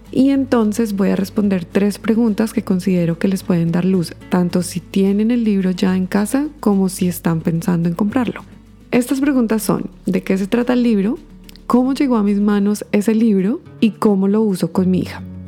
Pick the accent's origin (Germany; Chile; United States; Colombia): Colombia; moved away as an adult; also born or lived in Bogotá; now in Canada; soy una colombiana radicada en Canadá ya hace más de 10 años